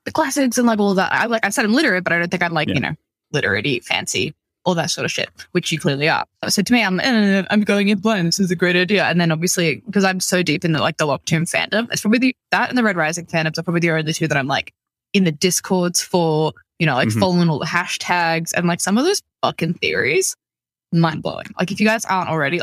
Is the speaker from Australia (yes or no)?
yes; Australia; ours as Australian